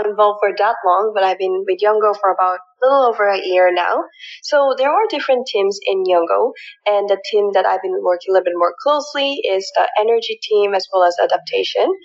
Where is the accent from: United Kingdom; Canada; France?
Canada; moved away as an adult; also born or lived in South Korea / Philippines; now in United States; So I was born in South Korea and then I moved to the Philippines when I was about five years old. And then I moved to rural areas in Canada when I was 10.